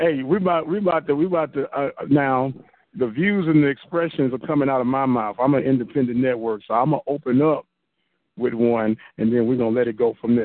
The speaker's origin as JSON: {"language": "English", "town": "St. Louis", "region": "Missouri", "country": "United States", "said": "I'm in from St. Louis"}